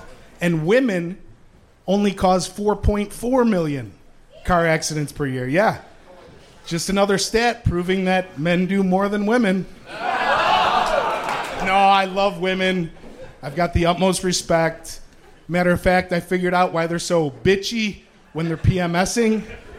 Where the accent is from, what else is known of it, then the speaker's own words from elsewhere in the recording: Chicago, Illinois, United States; I'm from Chicago.